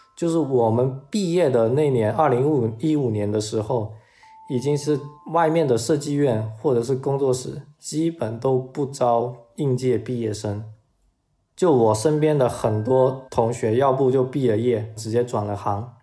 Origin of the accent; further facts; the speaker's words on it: a third-tier city in Guangdong Province, China; 我是出生在一个广东省内三线的城市，可能十几年来都是学校、家里、学校家里的两点一线